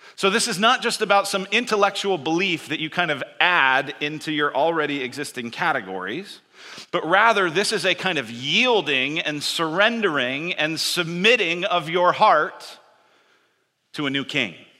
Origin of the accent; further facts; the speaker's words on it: Denver, Colorado, United States; I grew up in Denver